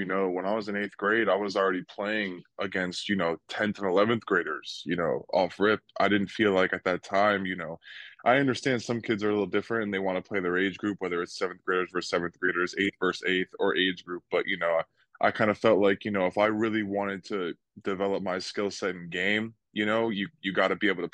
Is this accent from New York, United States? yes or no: no; New Jersey, United States; moved away; also born or lived in Fort Myers, Florida; I grew up in New Jersey